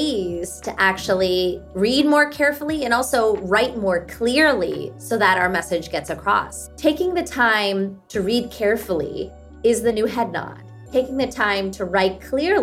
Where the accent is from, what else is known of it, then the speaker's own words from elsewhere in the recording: Pittsburgh, Pennsylvania, United States; first language Hindi; English is a second language; at home, we spoke Hindi growing up in Pittsburgh, Pennsylvania.